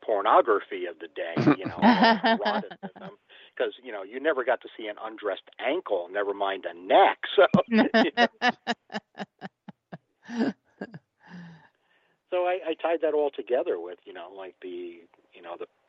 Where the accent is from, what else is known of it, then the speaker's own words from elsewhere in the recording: Westchester, New York, United States; I grew up in Westchester, New York, right down the road from Sleepy Hollow.